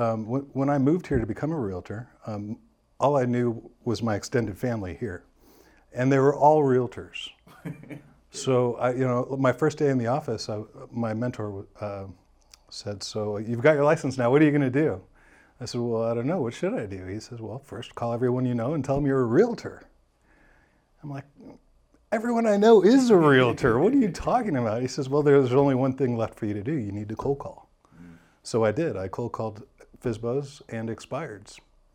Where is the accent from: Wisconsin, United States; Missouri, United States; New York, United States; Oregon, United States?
Missouri, United States; St. Louis; I'm originally from St. Louis, Missouri, born and raised there.